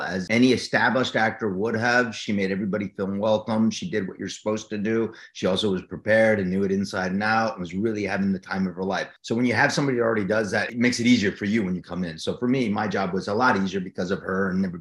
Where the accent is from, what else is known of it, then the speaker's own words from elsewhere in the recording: New Jersey, United States; moved away as an adult; when we're from Jersey